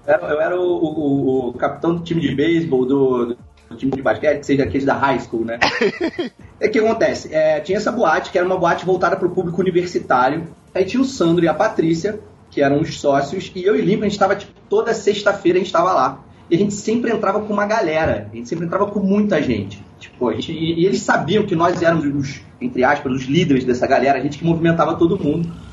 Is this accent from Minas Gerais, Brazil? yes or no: no; Petrópolis, Rio de Janeiro, Brazil; moved away; eu sou de Petrópolis, né? Nessa época eu morava em Petrópolis